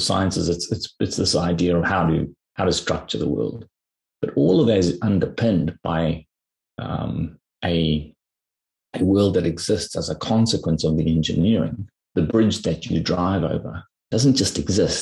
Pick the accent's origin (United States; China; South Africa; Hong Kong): South Africa; you and I grew up in South Africa